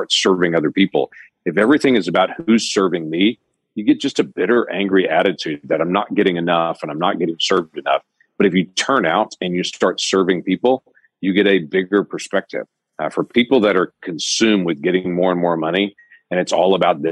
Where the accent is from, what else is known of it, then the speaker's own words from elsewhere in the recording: United States; We're Americans.